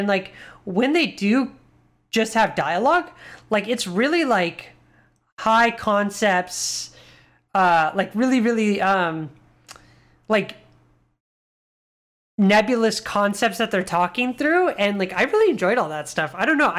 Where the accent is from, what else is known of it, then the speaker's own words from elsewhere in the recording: Mission Viejo, California, United States; I remember growing up in Mission Viejo, California, in Irvine, which was right next to Mission Viejo at the Irvine Spectrum.